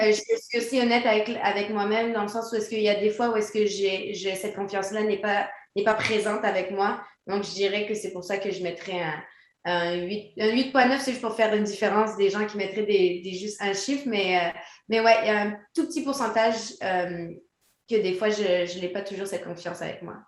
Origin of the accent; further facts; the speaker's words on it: Quebec, Canada; also born or lived in France; je suis née en France. J'ai grandi au Québec